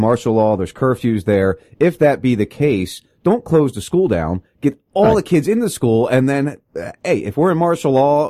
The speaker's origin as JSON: {"language": "English", "region": "New Jersey", "country": "United States", "tie": "born or raised there", "said": "I grew up in Jersey."}